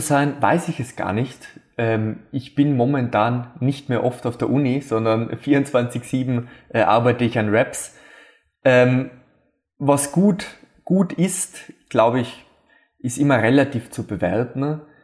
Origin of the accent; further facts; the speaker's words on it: Austria; bei uns in Österreich